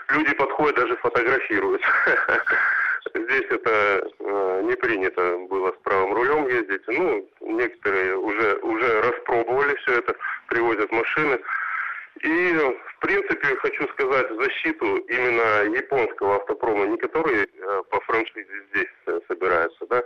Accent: Sakhalin Oblast, Russia; now in Crimea; я сам с Сахалина, всю жизнь ездил на правом руле.

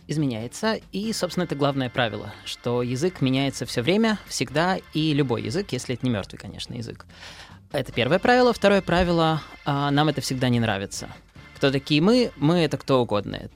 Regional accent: Kaliningrad, Kaliningrad Oblast, Russia; там я из Калининграда могу приехать на Дальний Восток и спокойно говорить так, как я говорю дома.

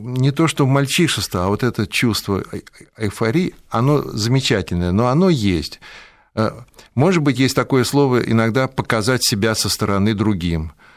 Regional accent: Moscow, Russia; вырос в Москве

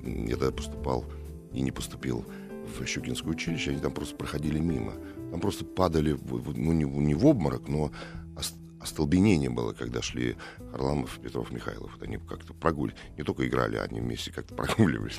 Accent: Moscow, Russia; мы это, кстати, москвичи очень любили в общагах жить

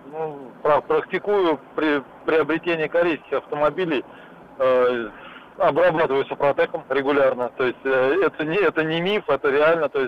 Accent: Moscow, Russia; город Москва, 51 год.

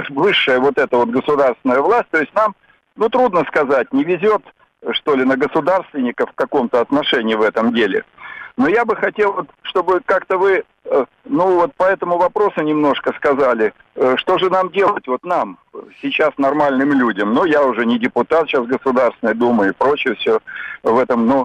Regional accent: Russia; меня отец белорус, мама русская, и вы тоже, вот фамилия у вас Цыпко. Вот. Но я э, в душе и просто я русский, и россиянин

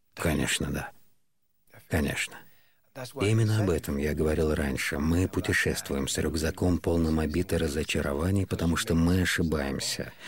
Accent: Andalusia, Spain; я из Андалусии

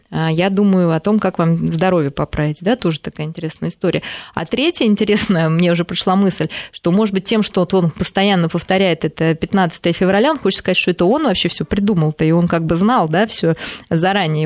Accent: Russia

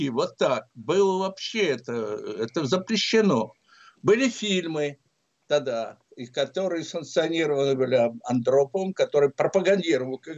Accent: Samara, Samara Oblast, Russia; Я приехал туда из Самары. Папа там как раз ушел на пенсию Самаре, тогда это был Куйбышев.

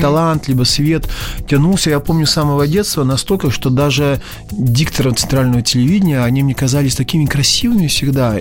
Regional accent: village near Taganrog, Rostov Oblast, Russia; moved away as an adult; now in Moscow, Russia; Я родился в Таганроге

